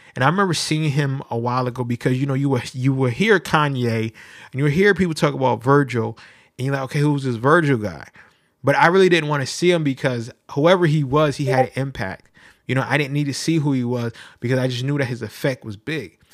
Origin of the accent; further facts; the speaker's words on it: New Haven, Connecticut, United States; I'm from New Haven, Connecticut